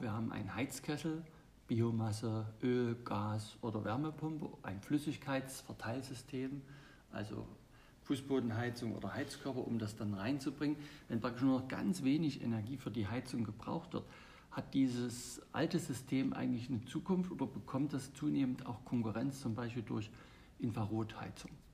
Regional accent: Germany; bei uns in Deutschland

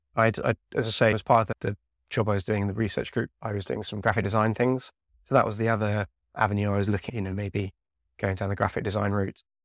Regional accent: Devon, South West England, United Kingdom; I grew up down in Devon

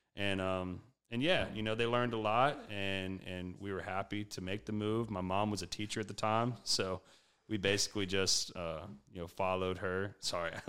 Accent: Prairieville, Louisiana, United States; also born or lived in Baton Rouge / Kentucky; I am from Prairieville, so right outside Baton Rouge. Uh, not born and raised necessarily. I was born in Baton Rouge

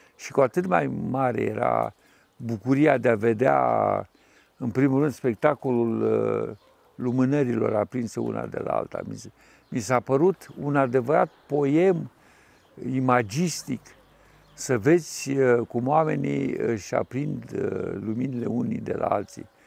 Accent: Suceava, Suceava County, Romania; am copilărit la Suceava

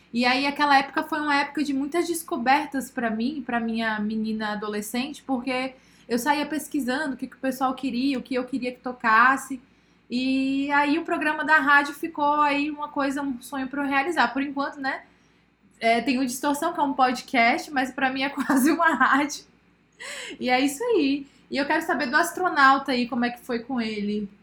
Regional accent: São Paulo, Brazil; now in Piauí, Brazil; Nasci aqui no Piauí e aí, quando eu nasci no Piauí, eu morei aqui até os meus 7, 8 anos de idade e fui para São Paulo

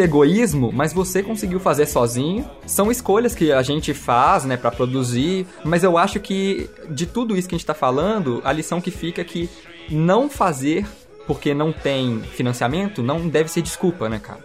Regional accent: Belo Horizonte, Minas Gerais, Brazil; aqui em Belo Horizonte, nós somos de BH, Minas Gerais

